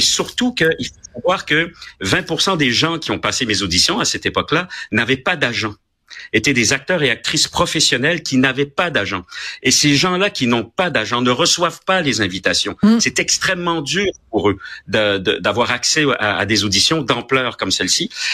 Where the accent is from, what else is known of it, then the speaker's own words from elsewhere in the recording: Quebec, Canada; also born or lived in France / Paris, France; je suis un Québécois. Euh, j'ai été tricoté au Québec. J'ai été, je suis né en France, de parents français